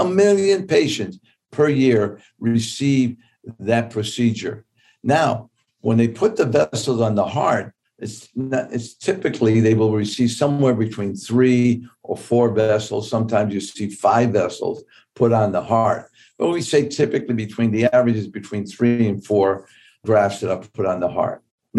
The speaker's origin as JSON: {"language": "English", "region": "New York", "country": "United States", "tie": "born or raised there", "said": "I grew up in Tips Bay Boys Club in New York."}